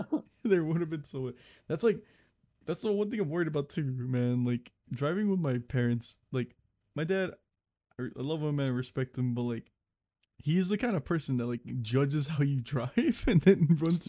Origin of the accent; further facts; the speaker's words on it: California, United States; I'm from Cali.